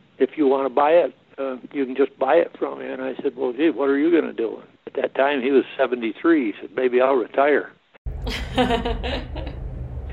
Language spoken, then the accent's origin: English; Thurman, New York, United States; now in Hadley, United States; I was born in Thurman, grew up there, attended Warrensburg School, and graduated out of there